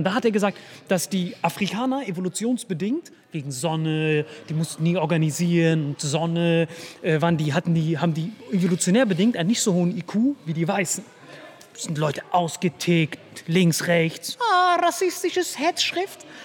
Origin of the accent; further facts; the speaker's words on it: India; German is a second language; Ich dachte, ich als Inder habe schon einen Vorteil.